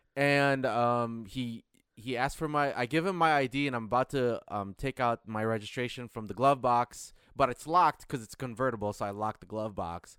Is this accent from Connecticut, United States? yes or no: no; Michigan, United States; moved away; I grew up in Michigan where going seven mile per, seven miles per hour over the speed limit is a ticket.